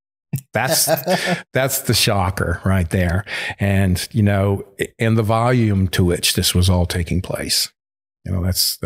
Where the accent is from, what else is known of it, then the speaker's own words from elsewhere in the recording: North Carolina, United States; also born or lived in Wisconsin; now in Los Angeles, United States; I grew up in North Carolina. Mm-hmm. And then, like I said, my father was 82nd Airborne. Mm-hmm. And then 4 years of high school in Wisconsin.